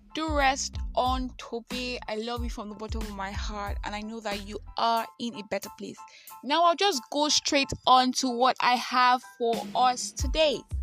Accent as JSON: {"language": "English", "country": "Nigeria", "said": "I am that Nigerian Christian alcoholic"}